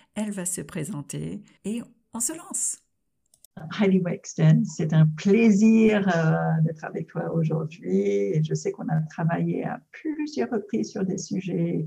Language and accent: French; United States; French is a second language; moved away; also born or lived in France; Je suis de double nationalité américaine et française.